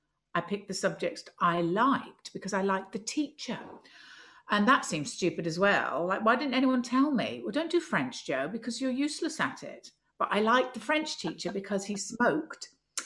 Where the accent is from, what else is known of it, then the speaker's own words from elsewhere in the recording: London, United Kingdom; now in Edinburgh, United Kingdom; I also still feel that I'm a Londoner because I go to London so much for work and I miss it if I don't see it.